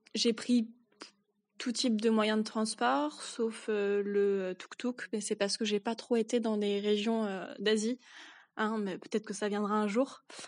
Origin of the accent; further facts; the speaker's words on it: France; je suis française, je viens de la campagne